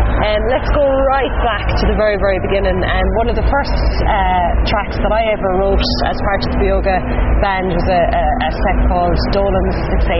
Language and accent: English; Ireland